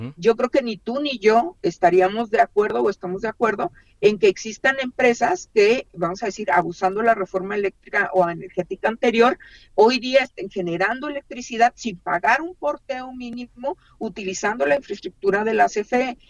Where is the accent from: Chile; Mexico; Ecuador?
Mexico; Chihuahua; yo soy del estado de Chihuahua